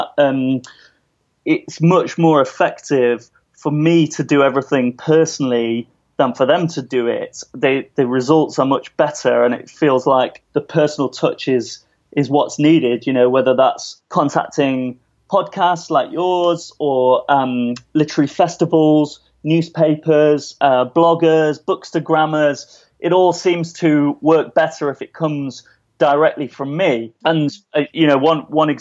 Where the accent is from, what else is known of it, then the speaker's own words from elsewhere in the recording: United Kingdom; also born or lived in New York; as a British person